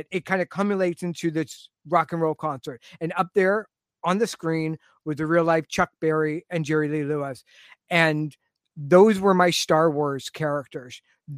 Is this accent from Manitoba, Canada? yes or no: no; Toronto, Ontario, Canada; now in Richmond Hill, Canada; I grew up in the Jane and Finch area. Mm-hmm. And then moved to Richmond Hill, where I live now